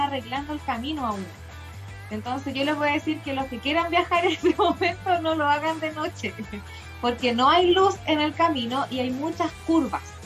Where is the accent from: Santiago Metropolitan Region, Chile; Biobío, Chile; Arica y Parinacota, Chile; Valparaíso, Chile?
Santiago Metropolitan Region, Chile; Santiago; somos de Chile, de Santiago